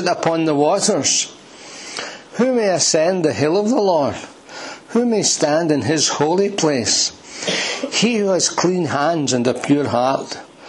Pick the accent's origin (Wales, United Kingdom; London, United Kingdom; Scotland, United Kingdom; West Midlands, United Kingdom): Scotland, United Kingdom; Glasgow; I had spent my childhood in Lambhill. I'm one of the lambs, we're both lambs from Lambhill. And I was in Lambhill from I was 3 till I was 13